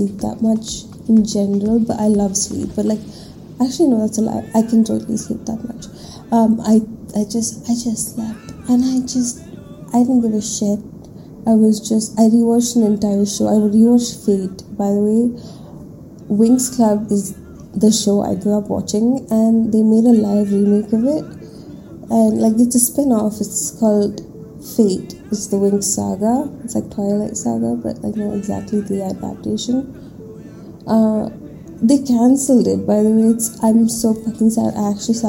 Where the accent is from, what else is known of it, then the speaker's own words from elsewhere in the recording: Bangalore, Karnataka, India; I was born and brought up in Bangalore